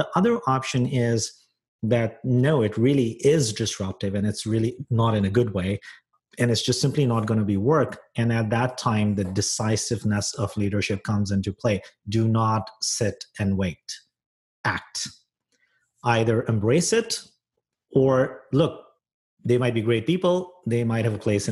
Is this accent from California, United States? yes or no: yes; San Francisco, California, United States; moved away as an adult; now in Toronto, Canada; I'm a San Franciscan. That's my hometown.